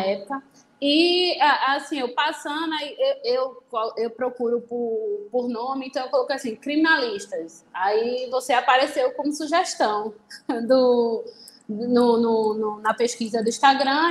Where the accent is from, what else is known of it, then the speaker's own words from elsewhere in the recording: Recife, Pernambuco, Brazil; Eu sou de Recife, então eu fiz a, a faculdade aqui na, na Católica.